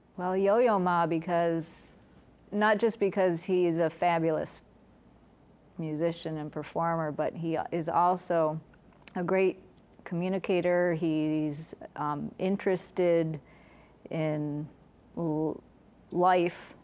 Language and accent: English; Liverpool, New York, United States; I grew up in Liverpool, New York.